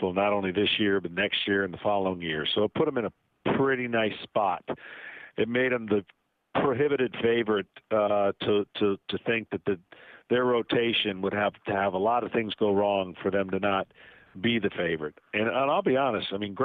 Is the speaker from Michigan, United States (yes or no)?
yes; Lansing, Michigan, United States; moved away; I grew up in Lansing, Michigan, drafted by the Tigers, thought that my hometown team would be where I'm going to be